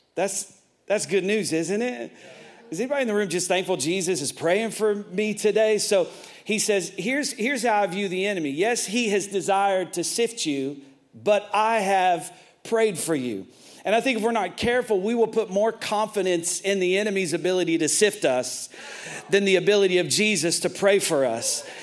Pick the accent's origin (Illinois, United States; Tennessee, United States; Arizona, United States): Tennessee, United States; I'm from Tennessee